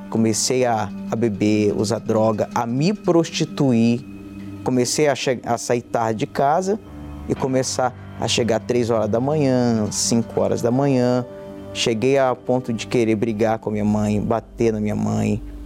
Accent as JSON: {"language": "Portuguese", "town": "Porto Velho", "region": "Rondônia", "country": "Brazil", "said": "tenho 24 anos, sou de Porto Velho, Rondônia"}